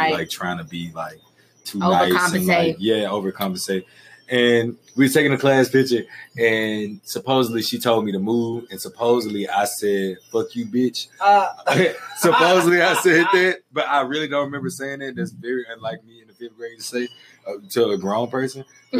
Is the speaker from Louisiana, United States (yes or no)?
yes; Shreveport, Louisiana, United States; moved away as an adult; now in Los Angeles, United States; I'm from Shreveport, aka the Ratchet City, aka the 318